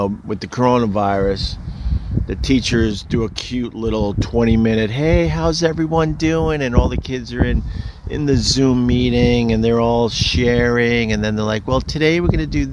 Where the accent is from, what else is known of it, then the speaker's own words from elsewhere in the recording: Centerport, New York, United States; I'm from Centerport, Long Island, a very, very small town on Long Island